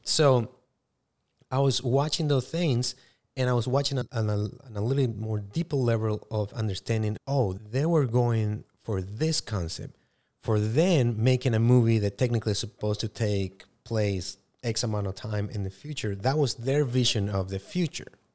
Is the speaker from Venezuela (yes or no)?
no; Paraguay; English is a second language; moved away; I was born and raised in South America, in Paraguay.